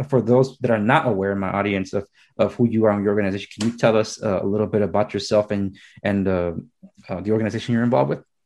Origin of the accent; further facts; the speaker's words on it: Los Angeles, California, United States; I was born and raised in Los Angeles